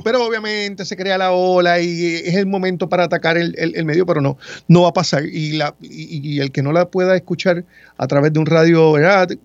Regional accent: Ponce, Puerto Rico; moved away as an adult; also born or lived in Mayagüez; now in San Juan metropolitan area, Puerto Rico; nací en Mayagüez, me crié en Ponce y llevo muchos años en el área metropolitana acá laborando

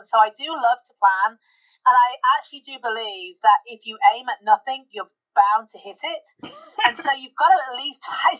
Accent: United Kingdom; I'm the Brit.

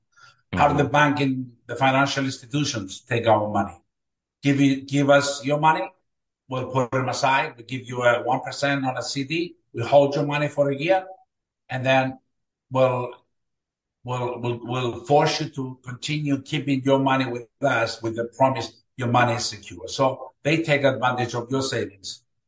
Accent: Cyprus; English is a second language; moved away as an adult; also born or lived in Greece / Bay Shore, New York, United States; now in Florida, United States; I was born and raised in Cyprus. I came to the United States in 1981

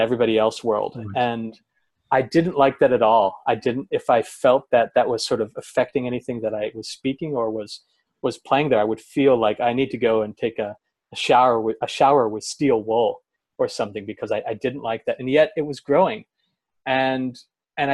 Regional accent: Oregon coast, United States; also born or lived in Portland, Oregon; I moved from the Oregon coast to Portland, not very far

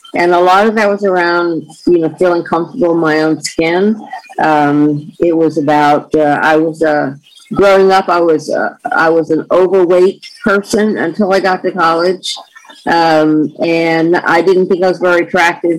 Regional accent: North Carolina mountains, United States; moved away as an adult; also born or lived in Florida; now in California, United States; growing up in North Carolina in the mountains

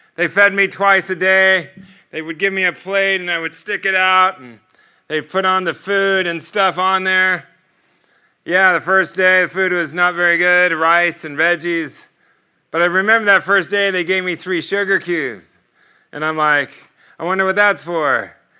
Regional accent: United States

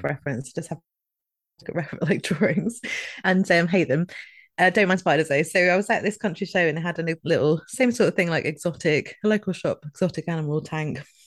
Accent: Scotland, United Kingdom; moved away; I'm just trying to eat my way back to being Scottish again

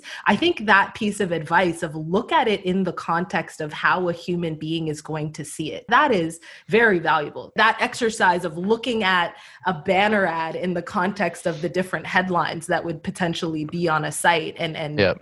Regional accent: Canada; I'm Canadian

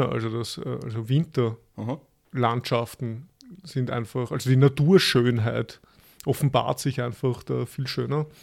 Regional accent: Vienna, Austria; Ich komme vom Franz-Josef-Spital.

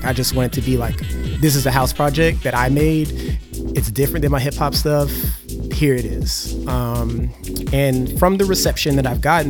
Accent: Germany; I also, like I said, growing up in Germany, having access to German MTV as well as British MTV

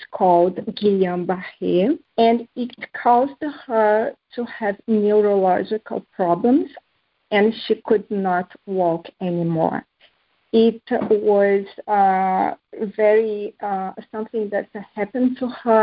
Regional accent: Brazil; moved away; also born or lived in Bahrain / Spain; growing up in Brazil taught me how to combine hard work

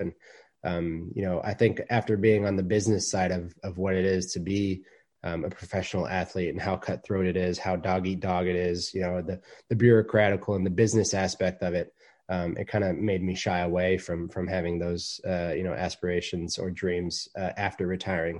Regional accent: Dallas, Texas, United States; now in Atlanta, United States; as a kid growing up in Dallas, Texas

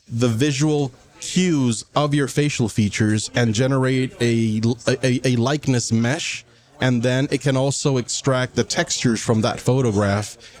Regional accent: La Ceiba, Atlántida, Honduras; moved away as an adult; also born or lived in Taiwan; now in Taipei, Taiwan; I am a native from Honduras, small little seaside town called La Ceiba. I have been in Taiwan for about 22, 23 years

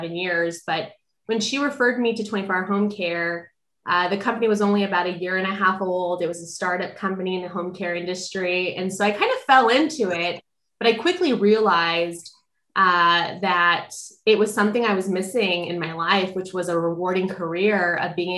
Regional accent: California, United States; And then eventually they came back to California where my dad is from. And we've been here ever

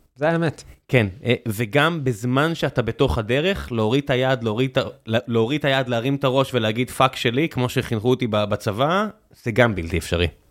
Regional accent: Beersheba, Southern District, Israel; אני גדלתי בבאר שבע

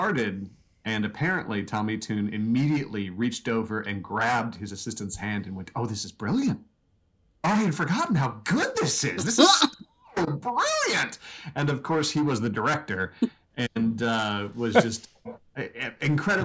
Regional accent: Kansas, United States; growing up in Kansas

